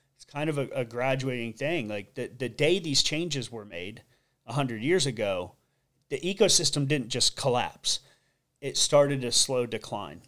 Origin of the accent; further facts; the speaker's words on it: Sanibel, Florida, United States; born and raised on Sanibel Island